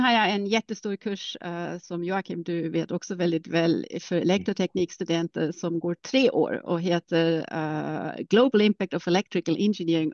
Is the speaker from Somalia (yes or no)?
no; Germany; accent: German; Swedish is a second language; moved away as an adult; also born or lived in Karlsruhe / Uppsala; now in Stockholm, Sweden; Alltså jag är ursprungligen tysk. Jag har inte så stark mm. tysk accent för min mor är finlandssvensk